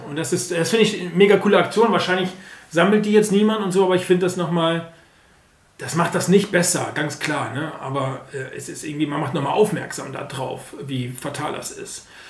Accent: Germany; wir sind auch Deutsche

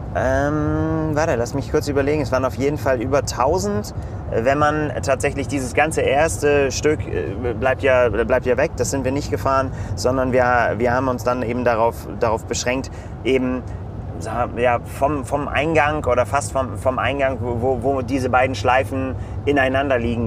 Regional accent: Northern Germany, Germany; für uns als Norddeutsche

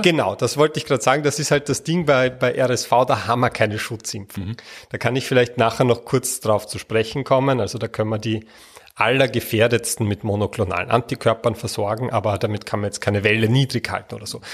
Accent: Austria; bei uns in Österreich

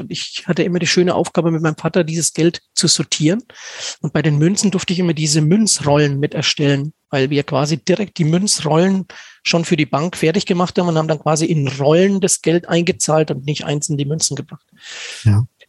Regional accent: Stockheim, Bavaria, Germany; moved away as an adult; also born or lived in Kronach; now in Schweinfurt, Germany; Stockheim, mein Heimatort, ist ähm, quasi im ehemaligen Zonenrandgebiet

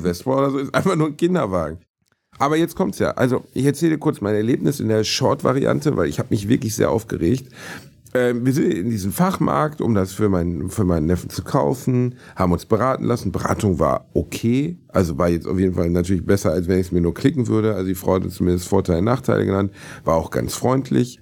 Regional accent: Germany; wir sind ja Deutsche

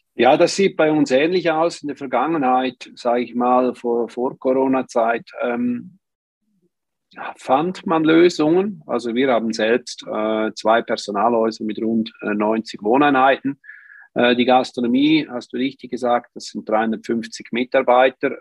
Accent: Switzerland; im Flachland bei uns in der Schweiz

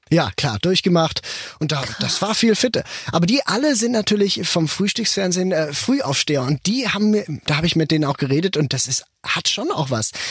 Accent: Switzerland; also born or lived in Basel; wir Schweizer

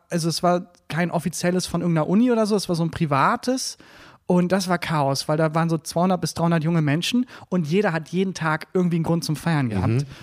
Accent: Bielefeld, North Rhine-Westphalia, Germany; moved away as an adult; also born or lived in Steinhagen / Münster; now in Cologne, Germany; Ich äh, bin in der Nähe von Bielefeld geboren, in äh, Steinhagen, okay. Quelle aufgewachsen.

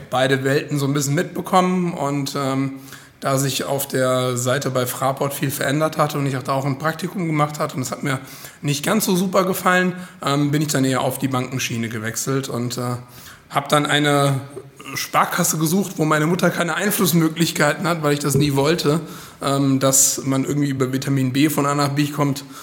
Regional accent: Frankfurt am Main, Hesse, Germany; born or raised there; moved away as an adult; now in Hildesheim, Germany

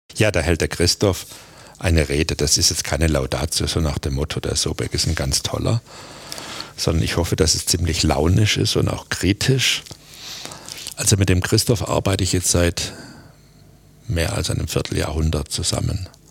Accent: Aalen, Baden-Württemberg, Germany; moved away; also born or lived in Stuttgart; was ich als Bub in Aalen nicht gelernt habe

